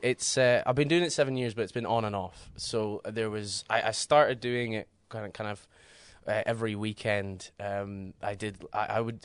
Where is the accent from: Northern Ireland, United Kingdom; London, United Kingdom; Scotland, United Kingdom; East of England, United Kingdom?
Scotland, United Kingdom; Aberdeenshire; moved away as an adult; now in Edinburgh, United Kingdom; I'm uh, originally from Aberdeen, uh, well, Aberdeenshire, so from the countryside, and then I have lived in Edinburgh for the last seven years.